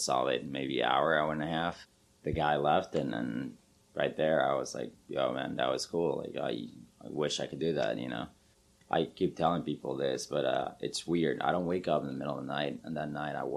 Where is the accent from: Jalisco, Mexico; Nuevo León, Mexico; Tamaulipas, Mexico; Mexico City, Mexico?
Mexico City, Mexico; now in Madison, United States; I'm originally from Mexico City